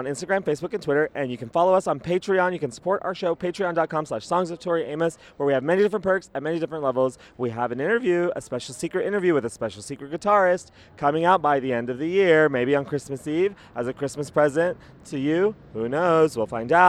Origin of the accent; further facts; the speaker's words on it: Los Angeles, California, United States; it's my hometown